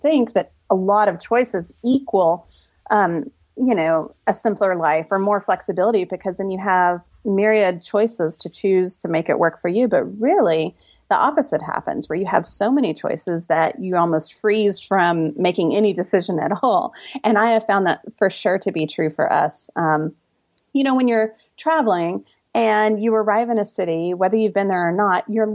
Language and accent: English; Austin, Texas, United States; also born or lived in Turkey; I grew up in Austin, Texas